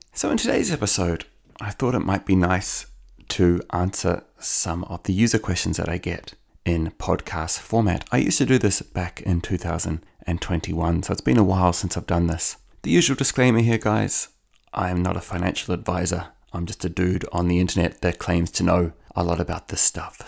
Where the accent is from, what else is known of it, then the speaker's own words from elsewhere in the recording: Auckland, New Zealand; now in Ireland; where I grew up in Howick in Auckland